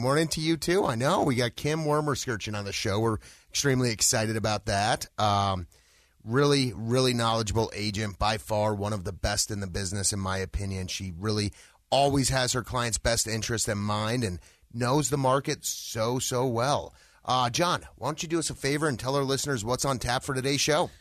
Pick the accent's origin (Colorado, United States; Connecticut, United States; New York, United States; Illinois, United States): Colorado, United States; Littleton; also born or lived in Highlands Ranch, Colorado; I grew up, uh, in the Littleton area.